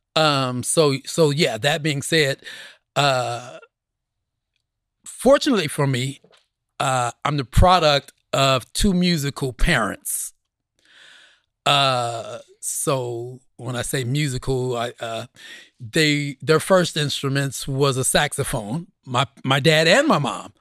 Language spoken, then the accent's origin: English; Oklahoma City, Oklahoma, United States; growing up in Oklahoma at that time